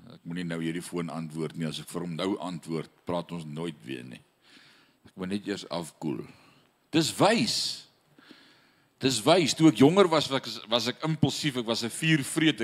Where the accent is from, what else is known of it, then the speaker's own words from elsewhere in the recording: South Africa; now in Paris, France; Ek wat in af Suid-Afrika groot geword het as Suid-Afrikaner